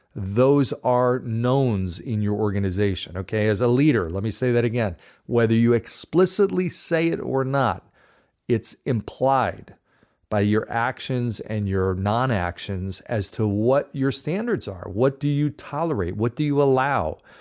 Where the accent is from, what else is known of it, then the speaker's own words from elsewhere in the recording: New Jersey, United States; I grew up in New Jersey